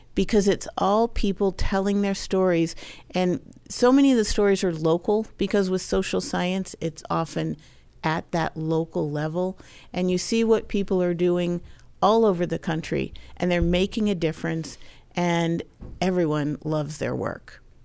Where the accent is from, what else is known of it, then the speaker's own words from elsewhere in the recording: Maryland, United States; moved away; I grew up in Maryland